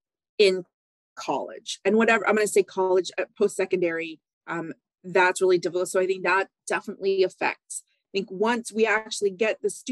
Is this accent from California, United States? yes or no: yes; California, United States; also born or lived in Barrow; I grew up partially in Northern California. That's where my mom is from.